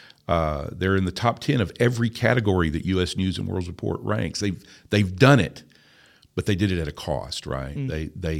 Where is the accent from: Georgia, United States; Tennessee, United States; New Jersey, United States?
Tennessee, United States; I am a hillbilly from Tennessee. My family has operated the same farm for 190 years.